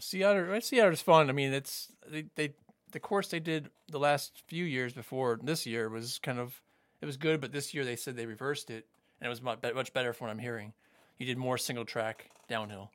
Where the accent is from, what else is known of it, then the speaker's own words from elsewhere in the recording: Fort Lauderdale, Florida, United States; moved away as an adult; also born or lived in Miami, Florida / Jacksonville, Florida; now in Orange County, California, United States; I grew up in Fort Lauderdale